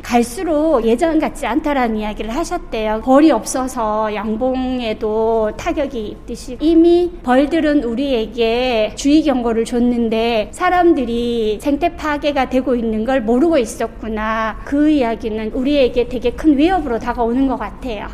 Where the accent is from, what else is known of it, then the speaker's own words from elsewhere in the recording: Andong, North Gyeongsang, South Korea; 제 고향이 진정이 경북 안동이거든요.